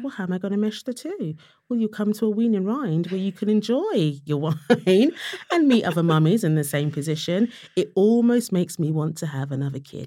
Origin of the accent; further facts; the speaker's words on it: London, United Kingdom; I was from Tottenham